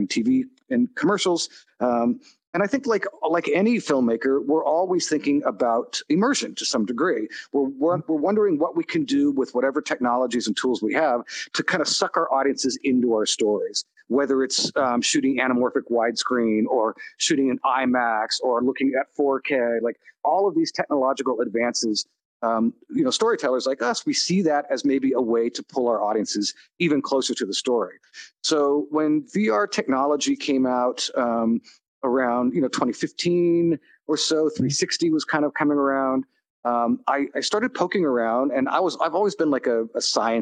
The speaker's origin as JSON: {"language": "English", "region": "California", "country": "United States", "said": "I'm from California and was born in the late 60s."}